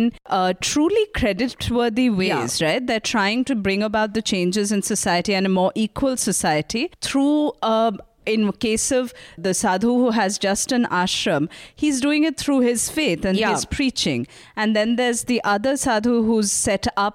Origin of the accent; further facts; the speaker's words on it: India; as an Indian